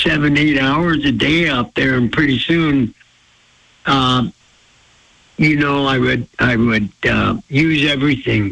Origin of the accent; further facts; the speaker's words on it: Blackfeet Reservation, Montana, United States; I was raised on the Blackfeet Reservation